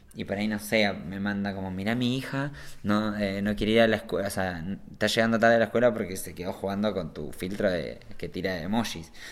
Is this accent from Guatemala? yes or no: no; La Plata, Buenos Aires Province, Argentina; also born or lived in Barcelona, Spain; now in Andorra; yo soy un chico de La Plata que estaba medio de onda ahí en Barcelona